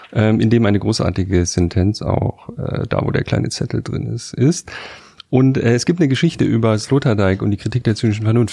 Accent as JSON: {"language": "German", "town": "Karlsruhe", "region": "Baden-Württemberg", "country": "Germany", "tie": "born or raised there", "said": "in Karlsruhe, wo ich geboren bin"}